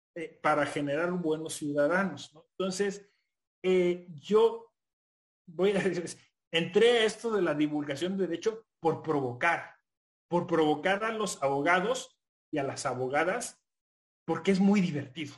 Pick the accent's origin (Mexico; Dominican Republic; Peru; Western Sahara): Mexico; Hidalgo; moved away as an adult; also born or lived in Mexico City; yo soy de un pueblo, o sea, yo, yo vengo del estado de Hidalgo.